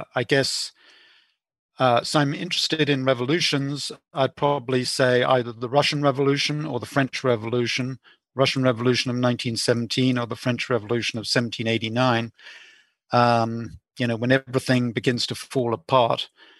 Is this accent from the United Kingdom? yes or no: yes; England, United Kingdom; Also, growing up in England, I went to the proms, and I remember going to the last night of the proms, which is a great English tradition